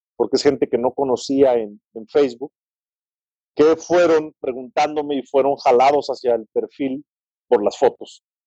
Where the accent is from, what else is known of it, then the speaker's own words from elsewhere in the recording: San Luis Potosí, Mexico; soy potosino